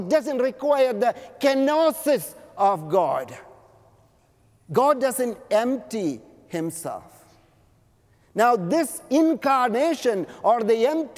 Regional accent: Canada; now in Los Angeles, United States; I am a Canadian

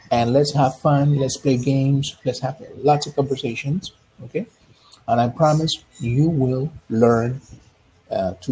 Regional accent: Panama; I'm from Panama

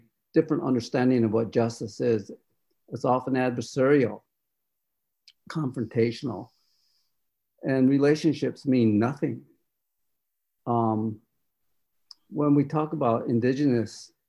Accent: Rosebud Sioux Reservation, South Dakota, United States; I am in my homelands that is illegally occupied by settlers

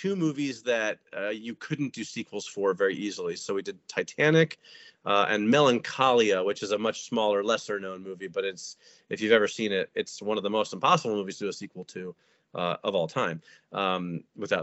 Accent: United States; I am obviously American.

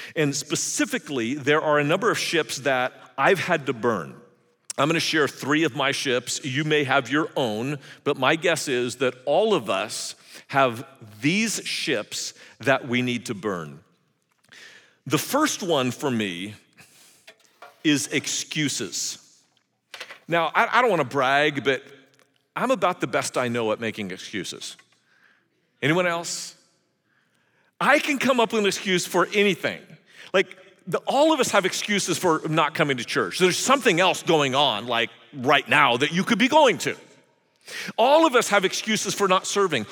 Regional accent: California, United States; I grew up in California in the seventies

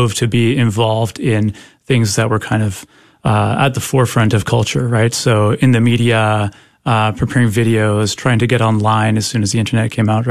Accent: Canada; I'm from Canada, so this was up there in Canada

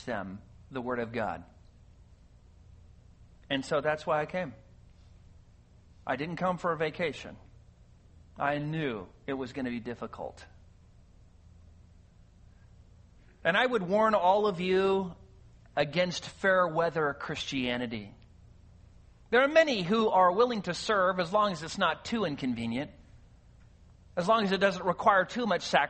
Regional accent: California, United States; moved away as an adult; I grew up in California

